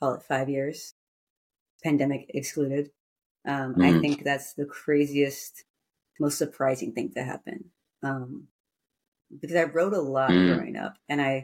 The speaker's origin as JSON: {"language": "English", "town": "San Francisco", "region": "California", "country": "United States", "tie": "born or raised there", "also_born_or_lived": "New York City", "said": "San Francisco, my hometown"}